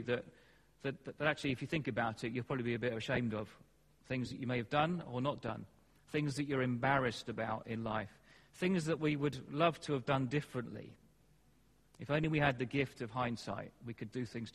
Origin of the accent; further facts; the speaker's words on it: England, United Kingdom; we're English